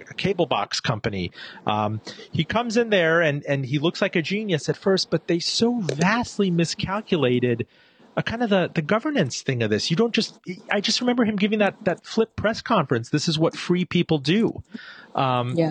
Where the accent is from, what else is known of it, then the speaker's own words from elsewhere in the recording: Iran; I was born in Iran